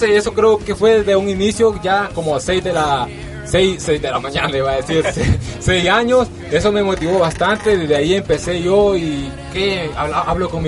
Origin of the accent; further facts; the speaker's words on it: El Salvador; Así me identifico yo, …, porque soy salvadoreño, ya muchos lo saben ahí.